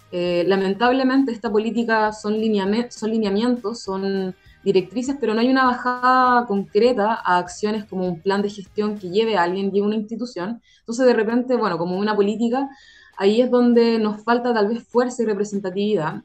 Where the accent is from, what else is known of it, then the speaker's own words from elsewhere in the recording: San Felipe, Valparaíso, Chile; Yo soy de San Felipe, por ejemplo, ah, de, de, la región de Valparaíso